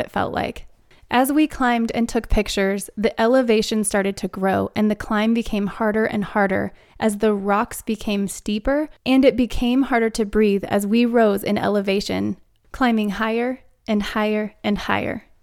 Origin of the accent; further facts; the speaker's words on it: Arizona, United States; moved away as an adult; now in Denver, United States; the landscape that we grew up around in Arizona